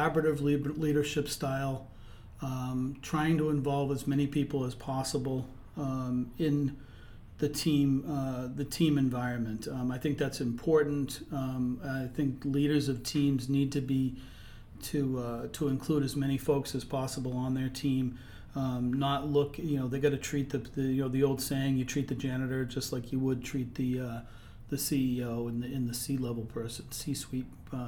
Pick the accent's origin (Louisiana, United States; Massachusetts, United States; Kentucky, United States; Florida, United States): Massachusetts, United States; Andover; also born or lived in Boston / Vermont / Albany, New York; I grew up in the Merrimack Valley, born in Boston, but my folks moved up to the Merrimack Valley. I grew up in Andover, graduated from Andover High School.